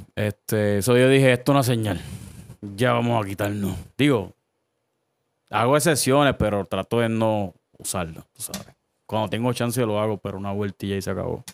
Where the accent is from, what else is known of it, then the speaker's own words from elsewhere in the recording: Caguas, Puerto Rico; also born or lived in Humacao; yo nací en Humacao, pero me crié en Cagua. So, yo soy cagüeño de corazón